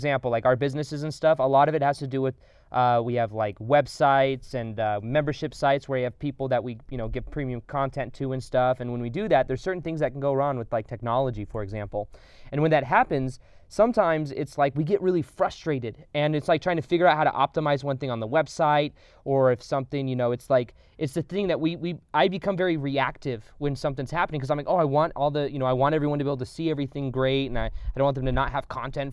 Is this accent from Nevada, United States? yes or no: yes; Las Vegas, Nevada, United States; I've been born and raised in Vegas, so it's always desert